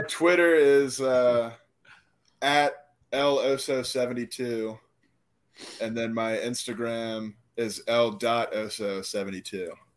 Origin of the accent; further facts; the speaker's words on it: Live Oak, Florida, United States; they have Live Oak as my hometown, but if one of my teammates asks me where I'm from, I say Suwanee County